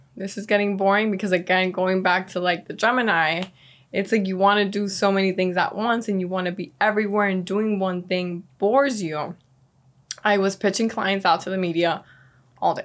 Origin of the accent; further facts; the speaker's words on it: Miami, Florida, United States; also born or lived in Venezuela; growing up here, it's been a city that has cultivated and grown in ways that I never imagined